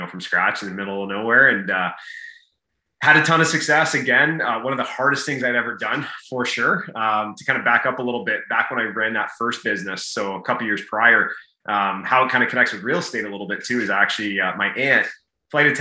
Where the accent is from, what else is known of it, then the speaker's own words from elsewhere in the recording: Brantford, Ontario, Canada; grew up in Brantford, Ontario, and I'm your typical Canadian boy